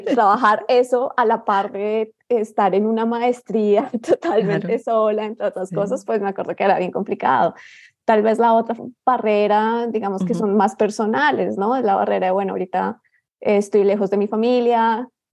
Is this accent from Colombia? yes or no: yes; Bogotá, Colombia; moved away; yo soy colombiana, mm. nací en Bogotá